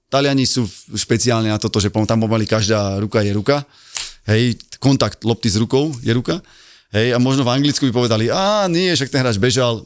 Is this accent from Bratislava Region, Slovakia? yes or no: yes; Bratislava, Bratislava Region, Slovakia; Ja som z Petržalky